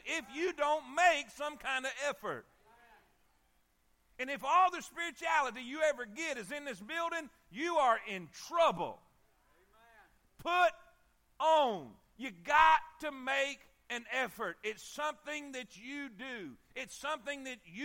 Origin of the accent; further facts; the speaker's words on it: South Florida, United States; I'm from South Florida